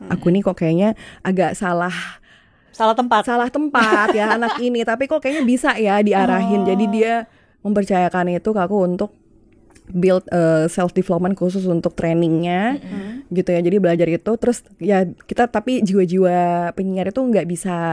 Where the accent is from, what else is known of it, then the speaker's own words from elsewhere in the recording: Malang, East Java, Indonesia; now in Jakarta, Indonesia; jadi waktu itu awal mula aku siaran kan memang aku dari Malang waktu aku kuliah di Malang aku